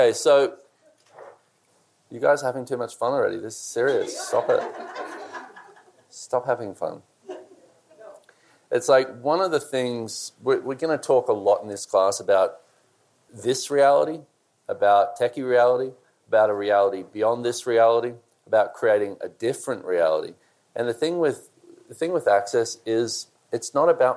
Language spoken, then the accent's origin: English; Australia; I'm Australian